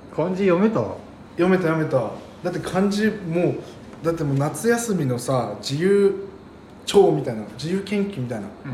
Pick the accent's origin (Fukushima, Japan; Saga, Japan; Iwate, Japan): Iwate, Japan; Morioka; now in Utsunomiya, Japan; 僕の地元の盛岡なんですよ